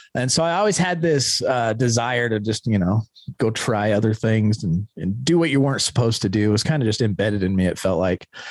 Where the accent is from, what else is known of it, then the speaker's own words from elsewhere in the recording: Ogden, Utah, United States; I was born here in Ogden, Utah, uh, 1979.